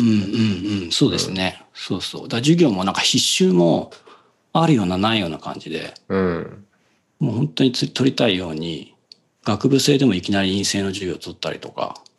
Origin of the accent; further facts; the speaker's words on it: Seto, Aichi, Japan; 小中はだからそのせ、いわゆる瀬戸市って言われる、まあ自分の地元の中で